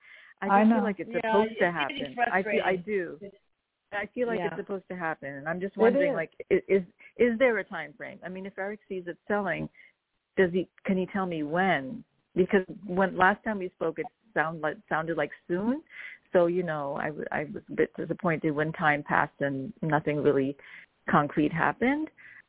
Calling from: New York, United States; I'm calling from New York.

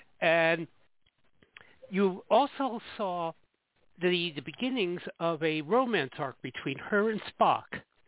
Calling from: Jersey City, New Jersey, United States; I'm calling from Jersey City, New Jersey.

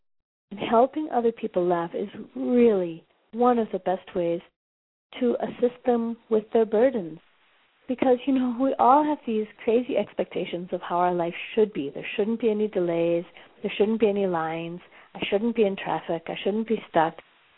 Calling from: Johannesburg, Gauteng, South Africa; I'm calling you from Johannesburg, South Africa.

